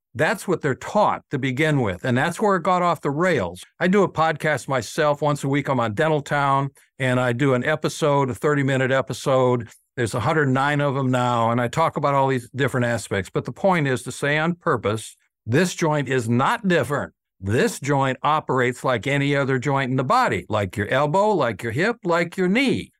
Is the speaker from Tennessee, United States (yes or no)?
yes; Nashville, Brentwood, Franklin, Tennessee, United States; I was known here in Middle Tennessee, and I'm from Nashville, Brentwood, Franklin, Tennessee